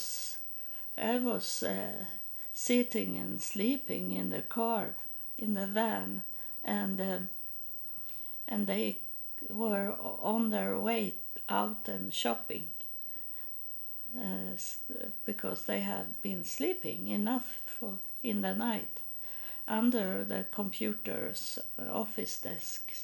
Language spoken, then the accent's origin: English; Sweden; moved away; I'm from Sweden. I'm not American.